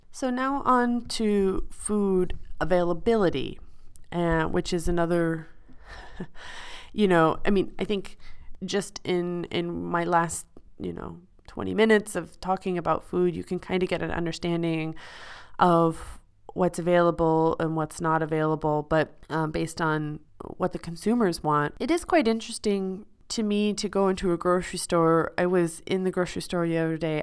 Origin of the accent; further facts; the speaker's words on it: Midwest, United States; moved away as an adult; now in Switzerland; I'm from the Midwest